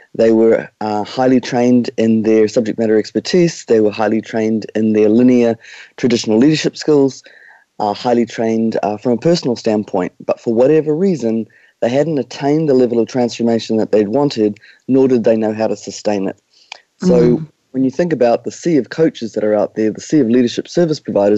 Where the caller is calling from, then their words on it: New Zealand; We are joining you from Aotearoa, New Zealand. Right on the other side of the world.